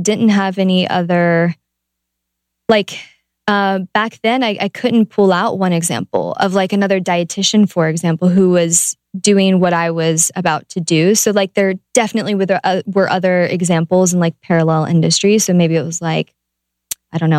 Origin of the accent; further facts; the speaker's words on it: Ohio, United States; I'm from Ohio